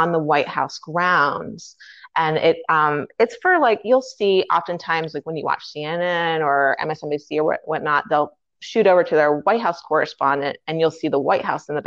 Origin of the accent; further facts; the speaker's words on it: Fairfax, Virginia, United States; moved away as an adult; now in Washington, D.C., United States; I'm actually born and raised in Fairfax, and I just actually never ended up leaving